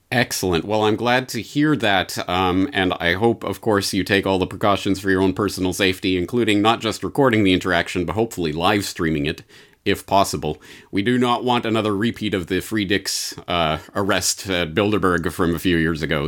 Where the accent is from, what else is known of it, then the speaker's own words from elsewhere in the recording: Canada; moved away as an adult; as a Canadian, I feel like I should be able to understand what's happening here. But not only have I been out of the country for 17 years